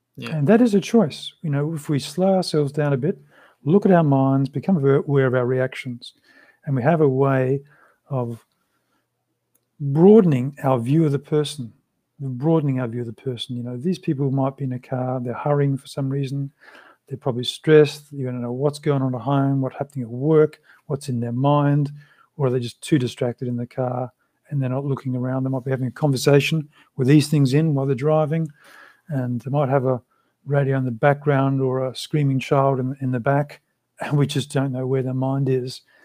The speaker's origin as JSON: {"language": "English", "country": "Australia", "tie": "born or raised there", "also_born_or_lived": "London", "first_language": "English", "said": "in Australia at that time when I was growing up"}